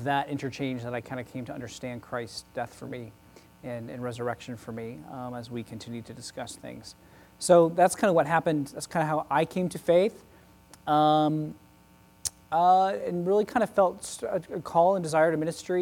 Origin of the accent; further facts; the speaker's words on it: Oklahoma City, Oklahoma, United States; moved away; I grew up in Oklahoma City, Oklahoma